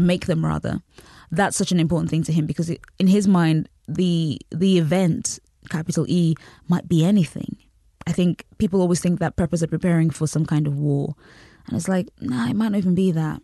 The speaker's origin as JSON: {"language": "English", "country": "United Kingdom", "tie": "born or raised there", "also_born_or_lived": "Nigeria", "said": "I, I grew up in Britain. and also in Nigeria"}